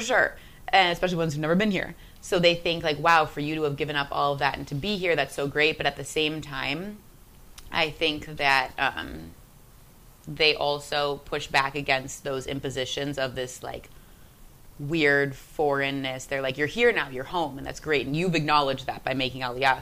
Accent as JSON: {"language": "English", "country": "United States", "tie": "born or raised there", "said": "as an American kid growing up in the suburbs"}